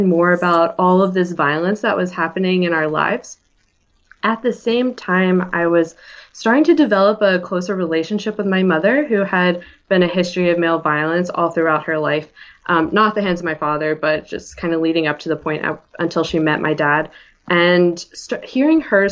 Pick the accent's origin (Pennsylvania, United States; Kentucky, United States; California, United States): Pennsylvania, United States; Philadelphia; also born or lived in Ithaca, New York; I'm from Philly, and I went to school up at Ithaca, New York